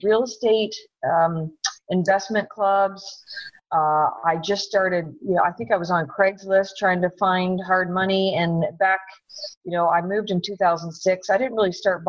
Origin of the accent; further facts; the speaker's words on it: Canada; moved away as an adult; now in Southern California, United States; I'm from Canada, so I'm sure you'll hear that accent come out